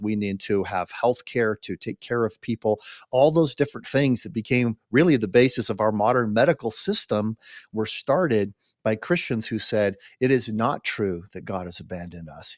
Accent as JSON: {"language": "English", "country": "United States", "said": "we Americans"}